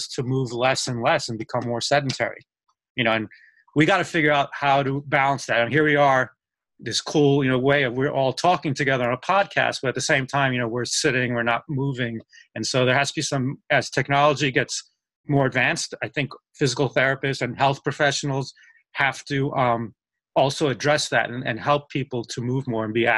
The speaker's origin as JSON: {"language": "English", "town": "New York City", "region": "New York", "country": "United States", "tie": "born or raised there", "also_born_or_lived": "Pennsylvania / Colorado", "moved": "as an adult", "lives_now": "Tampa, United States", "said": "I was born in New York City and I grew up there and lived like my first 30 years of my life in New York City"}